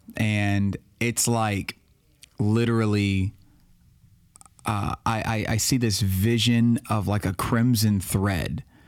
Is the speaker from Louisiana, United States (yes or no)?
yes; Baton Rouge, Louisiana, United States; moved away as an adult; also born or lived in Florida / West Monroe, Louisiana; I'm from Baton Rouge. I was born and raised.